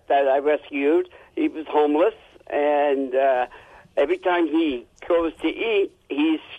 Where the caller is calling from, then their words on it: Dumont, New Jersey, United States; accent: Jersey; I'm calling from New Jersey. Dumont, New Jersey.